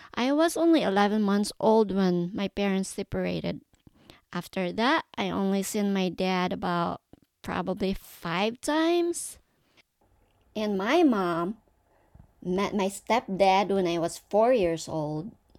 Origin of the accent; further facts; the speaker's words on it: Philippines; also born or lived in Davao; I was born and raised in the Philippines. I was born in a, in a big city of Davao, but my mom moved to the mountains